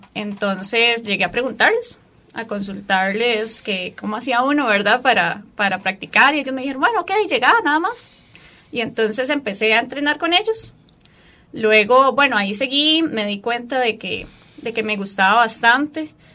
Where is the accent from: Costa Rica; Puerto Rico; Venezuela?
Costa Rica; Turrialba, Cartago; soy de Turrialba, soy de un poquito lejos